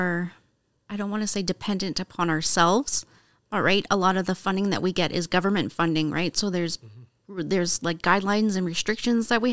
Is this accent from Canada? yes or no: yes; Windsor, Ontario, Canada; moved away; I grew up in Windsor